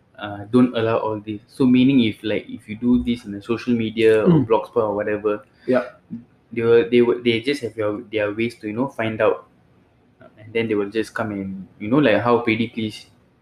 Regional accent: Singapore; as a Singaporean

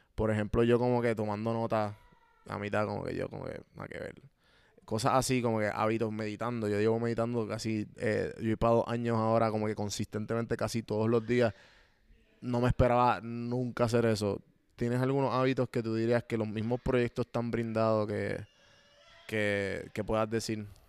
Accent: Puerto Rico; moved away as an adult; now in Atlanta, United States; obviamente me crié en Puerto Rico. En Puerto Rico todos somos boricuas

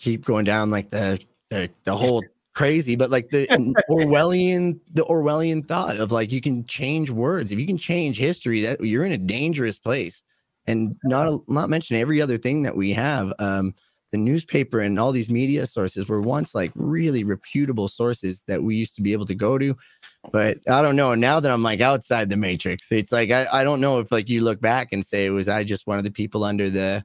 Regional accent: Canada; I'm Canadian

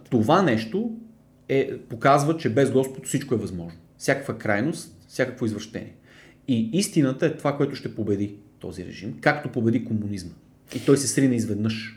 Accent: Bulgaria; съм повече българин, защото съм роден в България, израснал в България, никога не съм живял в Польша

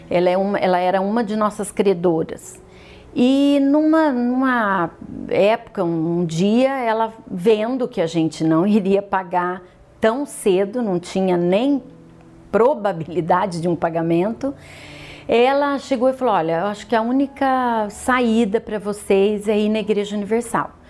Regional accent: São João da Boa Vista, São Paulo, Brazil; born there; sou nascida em São João da Boa Vista, venho de uma família de classe média.

